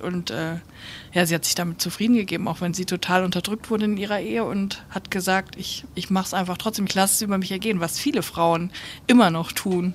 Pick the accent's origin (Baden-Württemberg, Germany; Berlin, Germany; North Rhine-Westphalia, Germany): North Rhine-Westphalia, Germany; NRW ist irgendwie so meine Heimat